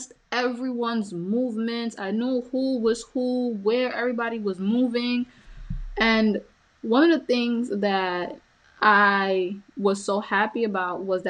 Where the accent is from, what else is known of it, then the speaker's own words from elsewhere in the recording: Honduras; moved away; I was born in Honduras, and my mother had me, you know, at my grandmother's house.